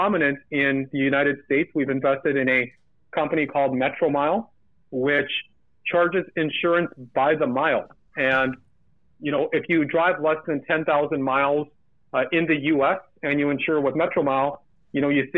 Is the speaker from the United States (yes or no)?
no; Burnaby, British Columbia, Canada; when I grew up in Burnaby, BC.